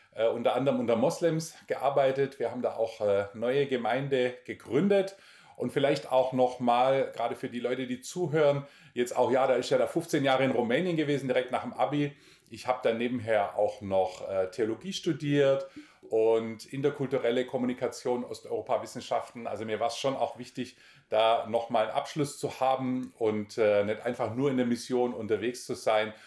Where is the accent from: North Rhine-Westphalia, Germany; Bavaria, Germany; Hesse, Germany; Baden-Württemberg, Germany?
Baden-Württemberg, Germany; Altensteig; moved away as an adult; also born or lived in Romania; Ich bin da im Nordschwarzwald aufgewachsen